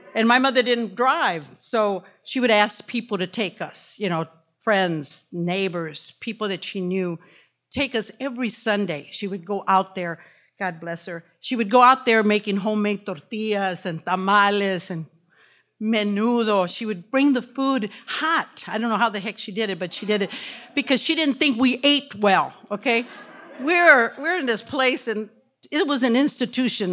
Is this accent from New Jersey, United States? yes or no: no; Detroit, Michigan, United States; I was born in Detroit, born and raised in Detroit